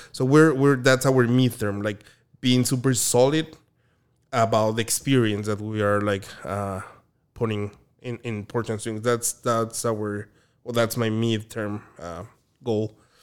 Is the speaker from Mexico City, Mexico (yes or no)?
yes; Mexico City, Mexico; moved away as an adult; also born or lived in Oaxaca; now in Orange County, United States; I'm from Mexico City.